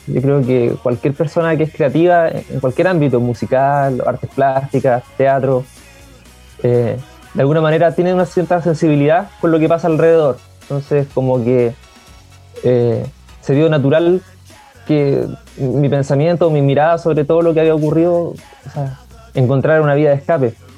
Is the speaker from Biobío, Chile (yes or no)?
yes; Concepción, Biobío, Chile; tengo 24 años soy de acá, de Conce